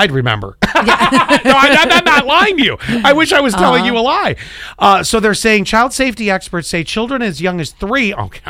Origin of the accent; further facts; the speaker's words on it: Kenmore, New York, United States; moved away; 75 Meadow Lane, Kenmore, New York, 14. I don't remember the zip. It's been a lot of years.